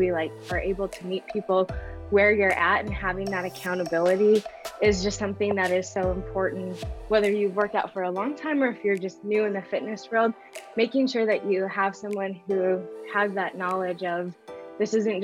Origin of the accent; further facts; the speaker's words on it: Northern Minnesota, United States; now in West Fargo, United States; I am from Northern Minnesota originally, grew up in a super small town.